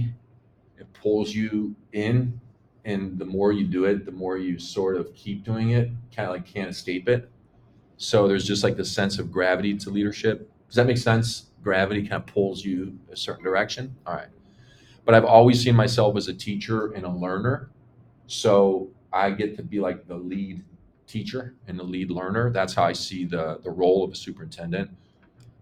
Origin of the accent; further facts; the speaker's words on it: Chicago, Illinois, United States; I'm born and raised in Chicago